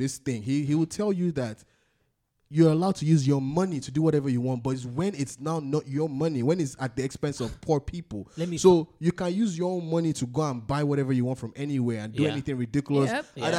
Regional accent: Ibadan, Oyo, Nigeria; now in United States; My family growing up in Ibadan

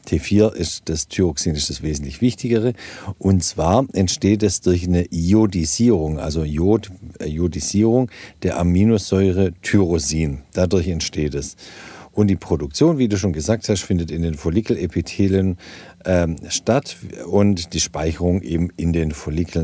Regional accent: Germany; moved away; in den äh, Regionen, wo ich herkomme ursprünglich, so Alb und aus dem Bergland, wo es eben wenig Jod gibt.

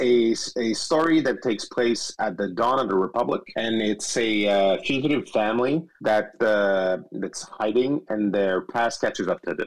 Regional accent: Quebec, Canada; accent: French; first language French; English is a second language; So in Quebec, which is a different accent

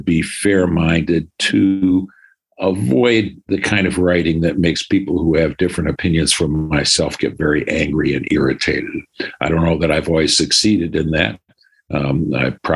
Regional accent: Detroit, Michigan, United States; also born or lived in Birmingham, Michigan; I grew up in Detroit and Birmingham, Michigan, where I attended public school in Detroit and private school in Bloomfield Hills.

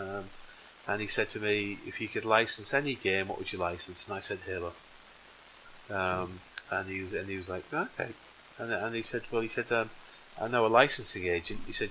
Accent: Yorkshire and the Humber, United Kingdom; I'm from Yorkshire

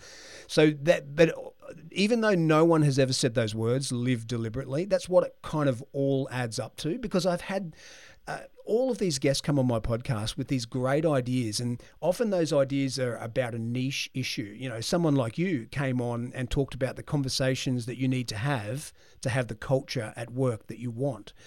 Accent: Brisbane, Queensland, Australia; I was born in Brisbane, and I was born in the Martyr Hospital, which in, nicely is where all three of my children were born as well. So I haven't moved very far in life.

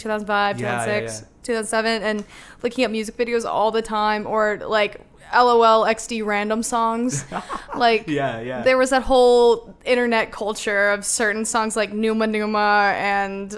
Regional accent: Denver, Colorado, United States; moved away as an adult; now in Chicago, United States; I am from Denver, Colorado

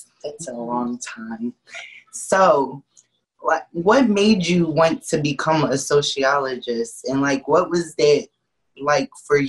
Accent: Philadelphia, Pennsylvania, United States; I'm from Philadelphia.

